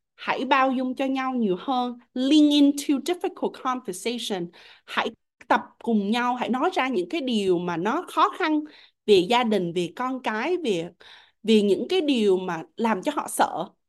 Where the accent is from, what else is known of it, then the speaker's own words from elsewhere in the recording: Vietnam; em là người Việt Nam